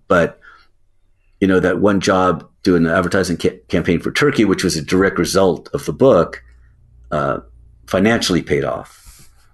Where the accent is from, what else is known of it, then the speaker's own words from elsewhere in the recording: United States; as an American